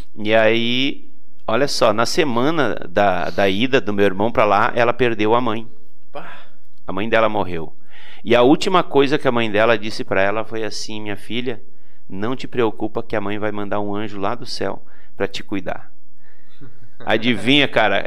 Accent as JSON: {"language": "Portuguese", "town": "Vicente Dutra", "region": "Rio Grande do Sul", "country": "Brazil", "tie": "born or raised there", "lives_now": "Portão, Brazil", "said": "sou natural de uma cidadezinha chamada Vicente Dutra, que fica oh. lá no interior do Rio Grande do Sul"}